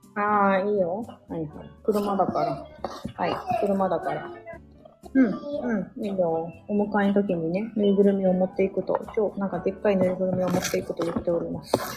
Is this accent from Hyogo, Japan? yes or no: no; Osaka, Japan; 私、大阪出身なんですけど